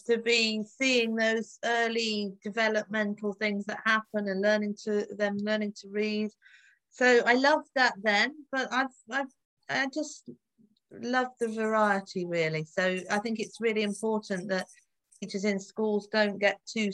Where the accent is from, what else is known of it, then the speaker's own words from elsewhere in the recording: London, United Kingdom; also born or lived in Oxford; I grew up in the suburbs of London, so not very exciting